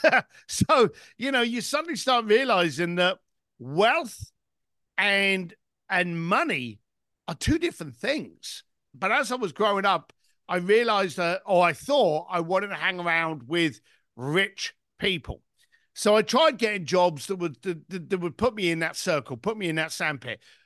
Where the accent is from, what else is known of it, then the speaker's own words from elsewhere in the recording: London, United Kingdom; I was born in East London, son of a bricklaying family, and basically left school at the age of fifteen